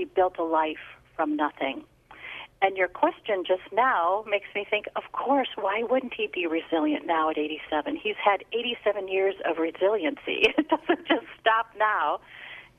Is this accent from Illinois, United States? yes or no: yes; Chicago, Illinois, United States; also born or lived in New Jersey; I'm born and bred Chicago, lived in New Jersey for a short period of time